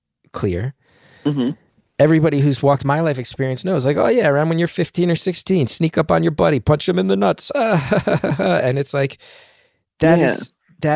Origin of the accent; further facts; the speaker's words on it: New Jersey, United States; I grew up in North Jersey